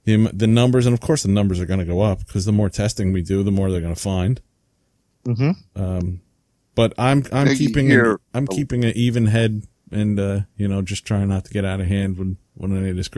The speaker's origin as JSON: {"language": "English", "country": "United States", "said": "I'm an American"}